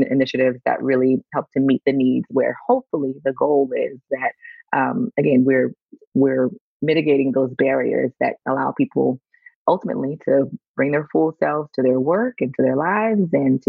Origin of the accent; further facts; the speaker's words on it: Louisiana, United States; now in Allen, United States; So I am born and raised in Louisiana